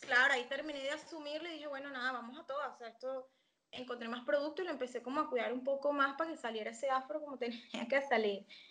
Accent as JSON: {"language": "Spanish", "town": "San Antonio de los Altos", "region": "Miranda", "country": "Venezuela", "tie": "born or raised there", "also_born_or_lived": "Caracas", "moved": "as an adult", "lives_now": "Argentina", "said": "yo soy venezolana, soy de Caracas. Eh, crecí en San Antonio de los Altos, cerca de Caracas, pero no es Caracas"}